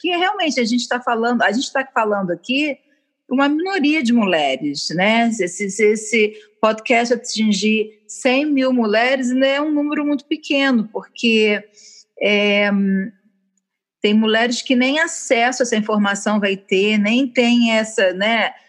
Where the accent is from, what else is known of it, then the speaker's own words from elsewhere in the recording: Niterói, Rio de Janeiro, Brazil; Eu sou de Niterói